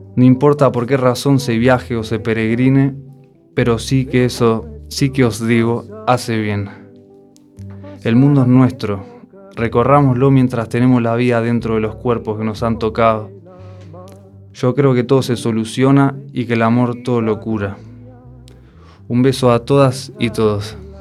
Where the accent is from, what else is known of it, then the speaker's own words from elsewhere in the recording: Uruguay; first language Spanish; also born or lived in Germany; now in A Coruña, Spain; Soy español, nacido en Uruguay, pero hace años llevaba viviendo en Alemania, hasta agosto de este año